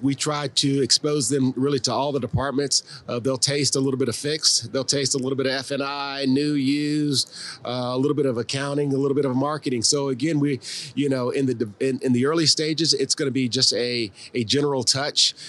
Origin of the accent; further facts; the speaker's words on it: Columbia, South Carolina, United States; moved away as an adult; also born or lived in Florida / Baltimore; I'm originally from Columbia, South Carolina